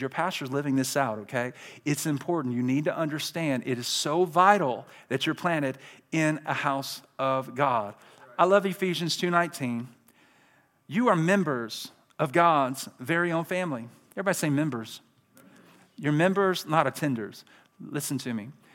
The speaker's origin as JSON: {"language": "English", "town": "Birmingham", "region": "Alabama", "country": "United States", "tie": "born or raised there", "said": "I'm from Birmingham, Alabama"}